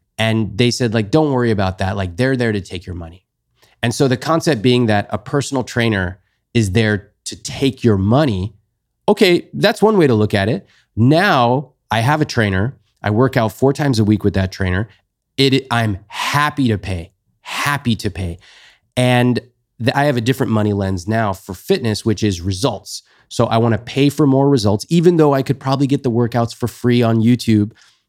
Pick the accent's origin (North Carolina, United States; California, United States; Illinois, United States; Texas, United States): California, United States; They both came to the US. And I grew up basically in California.